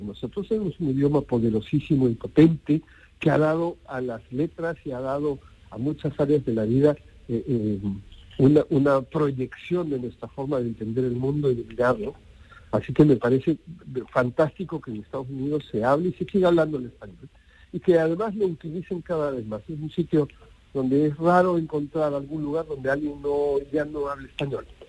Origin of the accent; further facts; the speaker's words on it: Arequipa, Peru; moved away as an adult; now in Spain; mi ciudad natal, Arequipa